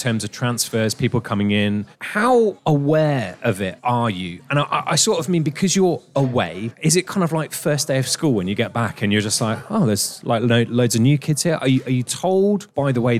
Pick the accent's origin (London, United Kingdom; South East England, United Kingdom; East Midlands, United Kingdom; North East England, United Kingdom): South East England, United Kingdom; Witney; my hometown of Whitney